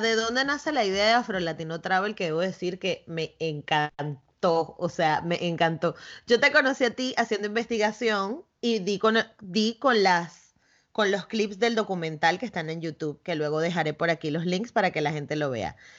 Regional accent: Caracas, Capital District, Venezuela; yo soy de Caracas, de la capital

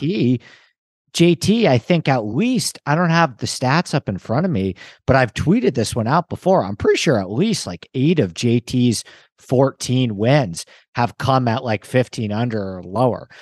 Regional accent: New York, United States; I grew up in New York

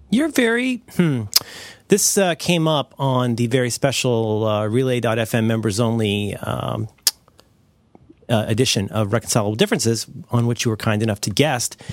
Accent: Ohio, United States; I'm from the Midwest, your mo-, I'm from Ohio

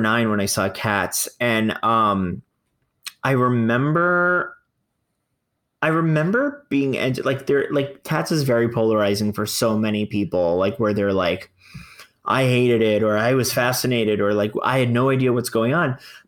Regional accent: Fort Lauderdale, Florida, United States; I'm from Fort Lauderdale, where arts is alive. It is a very bizarre area, but the arts is pretty alive. And there's regional theaters, equity houses, museums, dance troupes, choir, everywhere. Like I was raised surrounded by the arts

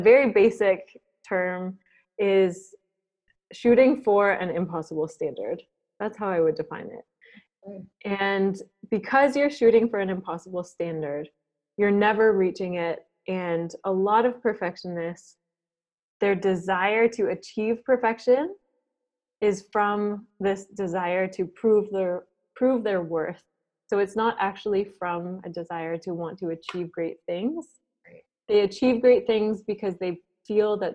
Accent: Waterford, Ontario, Canada; moved away as an adult; also born or lived in Vancouver; now in Singapore; I'm originally from Waterford. It's a very small town of about 3,000, and it's close to Lake Erie.

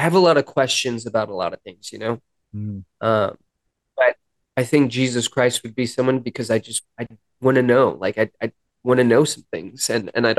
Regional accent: Los Angeles, California, United States; moved away; I grew up in Hollywood

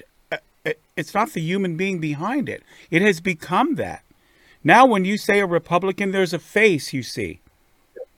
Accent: New York, United States; now in West Hollywood, United States; I'm a New Yorker originally

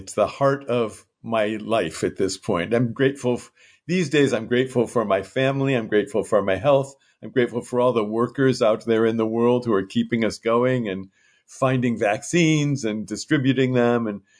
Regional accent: Piedmont, California, United States; And there were a few precious moments when my hometown, Piedmont, and Kyoto became one and the same.

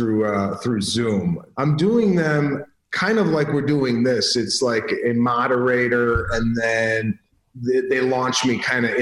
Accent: Chicago, Illinois, United States; We're from Chicago.

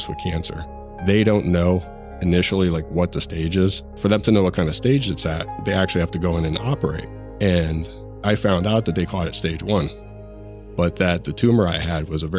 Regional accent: Harrisburg, Pennsylvania, United States; I'm from Harrisburg, Pennsylvania

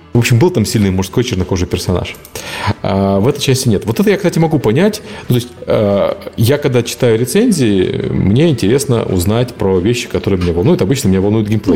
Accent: Ukraine; Я белый украинец

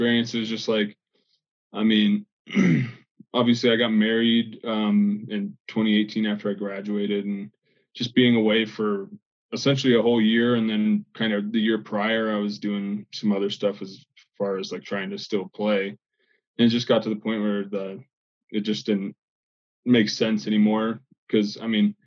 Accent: Lakewood, Colorado, United States; now in Fort Collins, United States; growing up in Lakewood

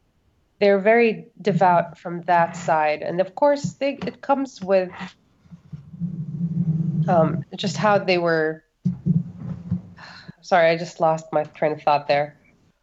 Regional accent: Saudi Arabia; Growing up in Saudi Arabia really depends on who your family is. My family was not considered to be liberal, but they were not conservative either.

